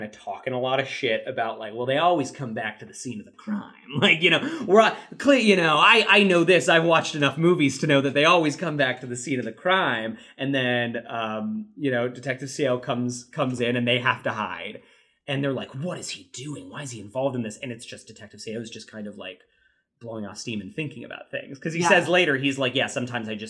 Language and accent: English; United States; as an American